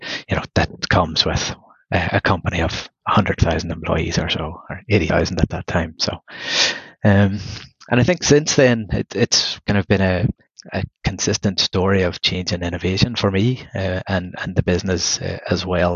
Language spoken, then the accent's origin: English; Belfast, Northern Ireland, United Kingdom; moved away; also born or lived in Galway / Dublin; originally I'm from Belfast in the north of Ireland